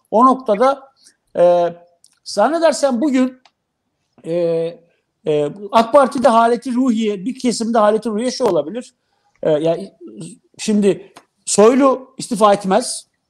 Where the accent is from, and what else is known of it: Black Sea Region, Turkey